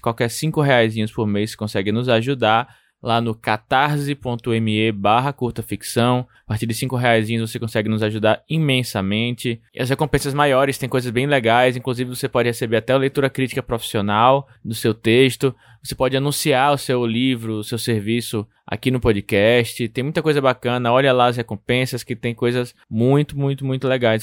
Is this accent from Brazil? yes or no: yes; Aracaju, Sergipe, Brazil; a minha cidade natal, Aracaju